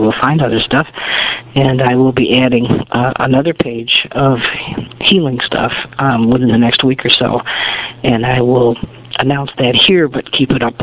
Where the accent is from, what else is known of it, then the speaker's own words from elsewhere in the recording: United States; as an American